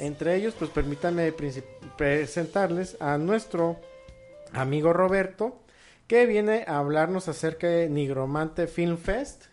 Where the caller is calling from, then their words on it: Guadalajara, Jalisco, Mexico; saludos desde la bella Guadalajara